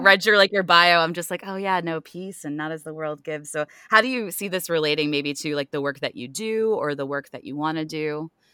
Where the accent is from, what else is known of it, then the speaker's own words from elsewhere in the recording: Ohio, United States; moved away; I'm also originally from the Midwest, well, Ohio